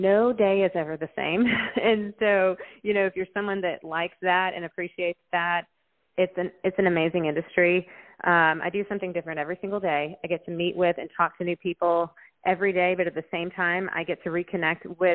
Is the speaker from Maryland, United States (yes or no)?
no; Nashville, Tennessee, United States; moved away as an adult; also born or lived in Colorado; I grew up here in Nashville